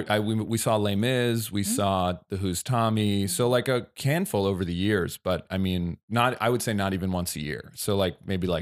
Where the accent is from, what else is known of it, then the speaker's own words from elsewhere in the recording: New Jersey, United States; I grew up in New Jersey.